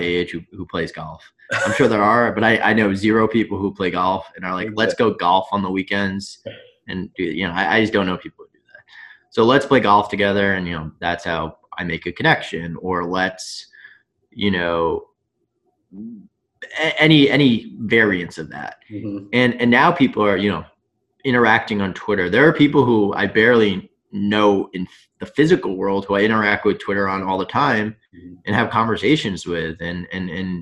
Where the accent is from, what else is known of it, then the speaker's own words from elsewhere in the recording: Long Island, New York, United States; I'm from Long Island